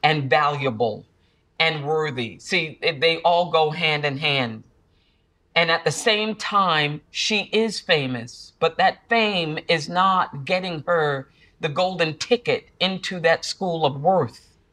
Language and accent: English; Central Falls, Rhode Island, United States; moved away; that little girl growing up in Central Falls.